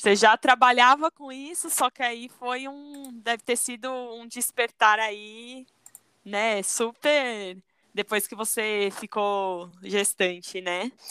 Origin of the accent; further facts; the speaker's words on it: São Paulo, Brazil; eu sou de São Paulo